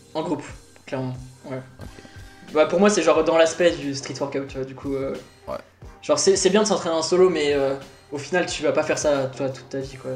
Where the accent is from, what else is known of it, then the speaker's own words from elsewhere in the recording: Paris, Île-de-France, France; moved away as an adult; now in Switzerland; Je viens de Paris, du coup, France